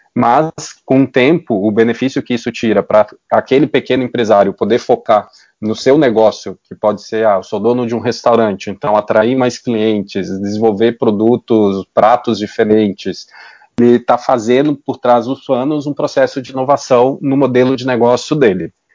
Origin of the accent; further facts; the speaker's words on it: Belo Horizonte, Minas Gerais, Brazil; Eu sou de Belo Horizonte